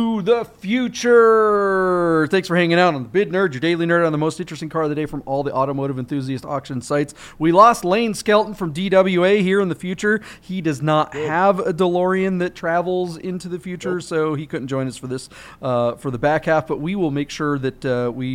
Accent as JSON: {"language": "English", "town": "Monroe", "region": "Washington", "country": "United States", "tie": "born or raised there", "moved": "yes", "lives_now": "Las Vegas, United States", "said": "my hometown. Up in Monroe, Washington, Snohomish out there"}